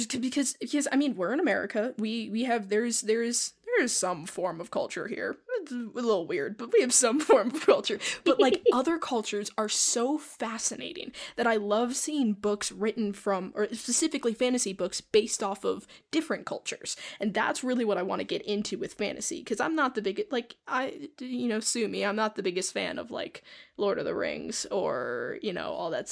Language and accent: English; United States; We are American.